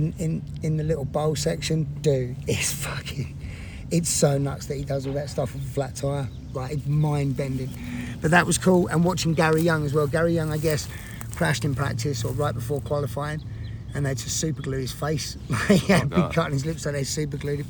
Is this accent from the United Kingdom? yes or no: yes; England, United Kingdom; now in United States; every English person back in England